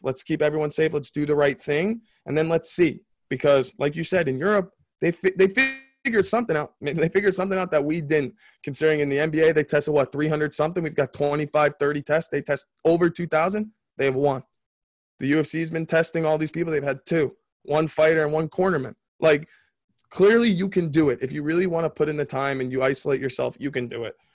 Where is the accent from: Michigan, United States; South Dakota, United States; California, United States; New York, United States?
New York, United States; I was born in New York